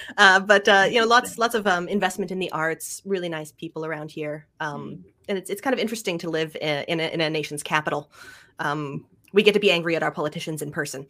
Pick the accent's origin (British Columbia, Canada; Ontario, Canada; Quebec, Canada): Ontario, Canada; Ottawa; also born or lived in Montreal; I grew up in Ottawa, is the town I grew